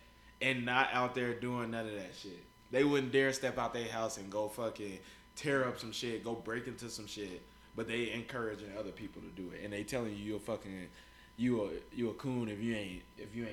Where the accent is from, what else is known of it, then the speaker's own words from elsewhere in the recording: Kansas City, Missouri, United States; I got this girl that I grew up with in Kansas City